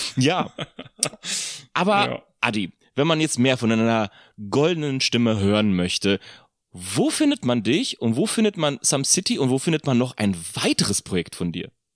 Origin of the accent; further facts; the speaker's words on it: Poland; moved away; Ich komme aus Polen